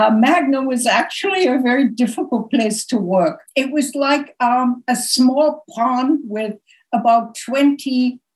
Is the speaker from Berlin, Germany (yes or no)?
yes; Berlin, Germany; English is a second language; moved away as an adult; also born or lived in Lausanne / London / New York; I was born in Berlin, but my mother said to me early on, get out of Germany, get out of Europe as soon as you can. So I studied languages. I studied French in Lausanne